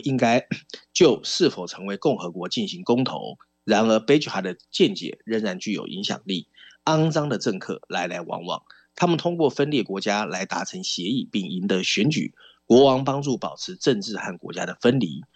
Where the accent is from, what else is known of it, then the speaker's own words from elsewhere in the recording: Taiwan; 尤其对我们台湾人来说，可以趁这个文章了解一下英国的实际政治状况啊。